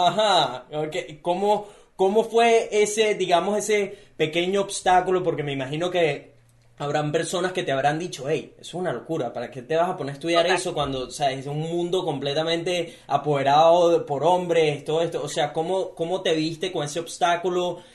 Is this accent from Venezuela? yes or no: yes; Venezuela; now in Gold Coast, Australia